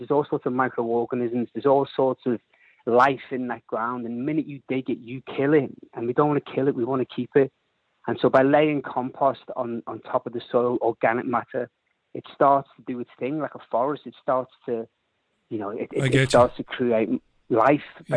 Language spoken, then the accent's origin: English; Liverpool, North West England, United Kingdom; I'm a Scally from Liverpool